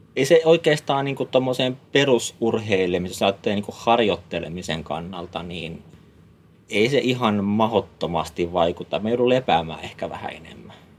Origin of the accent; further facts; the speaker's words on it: Helsinki, Uusimaa, Finland; moved away as an adult; also born or lived in Vantaa / Jyväskylä / Ivalo / Kemijärvi; now in Äkäslompolo, Finland; mä oon Helsingistä kotoisin. Okei. Okay mä oon, tai Vantaalla käynyt syntymässä. Mä oon pari vuotias, kun ollaan Helsingin puolelle muutettu sitten, mutta, mutta siellä, siellä mä oon lapsuuteen ja nuoruuteen, nuoruuteen ollut